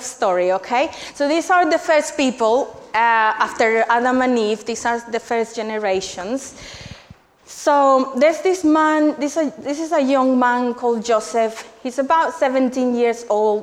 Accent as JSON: {"language": "English", "country": "Colombia", "moved": "as an adult", "lives_now": "England, United Kingdom", "said": "I'm originally from Colombia. And I came here 12 years ago to study."}